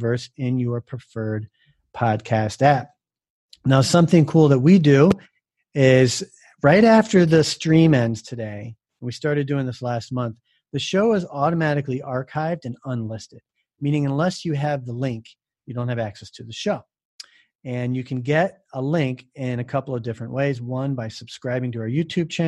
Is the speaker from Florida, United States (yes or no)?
yes; Jupiter, Florida, United States; I grew up in Florida, Jupiter, Florida, specifically.